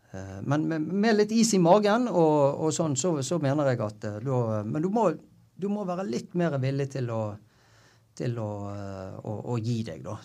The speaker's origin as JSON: {"language": "Norwegian", "town": "Bergen", "region": "Vestland", "country": "Norway", "tie": "born or raised there", "said": "jeg er jo fra Bergen, sant? så jeg gikk jo Syfjellsturen da jeg var åtte-ti år"}